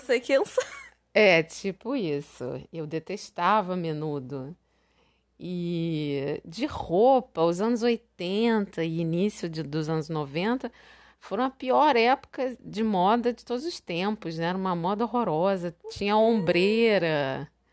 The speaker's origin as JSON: {"language": "Portuguese", "region": "Rio de Janeiro", "country": "Brazil", "tie": "born or raised there", "also_born_or_lived": "Recife", "said": "aqui no Rio, quando eu voltei, já com 15 anos"}